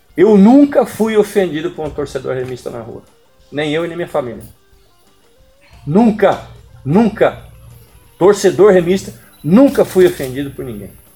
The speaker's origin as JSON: {"language": "Portuguese", "town": "Campinas", "region": "São Paulo", "country": "Brazil", "moved": "yes", "lives_now": "Belém, Brazil", "said": "sou de Campinas"}